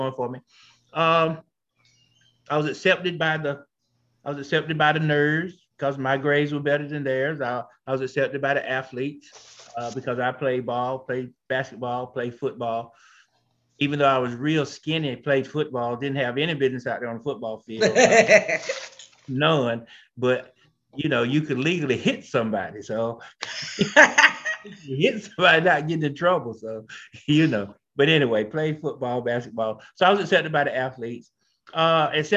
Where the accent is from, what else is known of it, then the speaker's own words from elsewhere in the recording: Marshville, North Carolina, United States; born and bred here in North Carolina, down in a small town named Marshfield